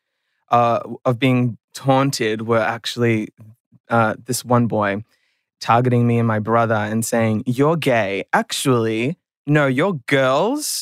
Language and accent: English; Melbourne, Victoria, Australia; Melbourne. I was born here